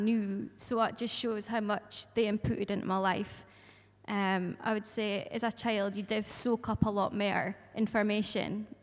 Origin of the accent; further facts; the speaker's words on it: Peterhead, Scotland, United Kingdom; moved away as an adult; now in Brough, United Kingdom; I'm originally from Peterhead, brought up there, and then moved to Brough in 2020.